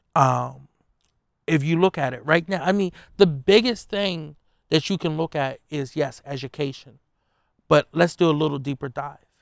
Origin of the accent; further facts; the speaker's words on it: Wilmington, Delaware, United States; I'm a kid from North Side of Wilmington, which, you know, growing up, it was known as Murder Town U S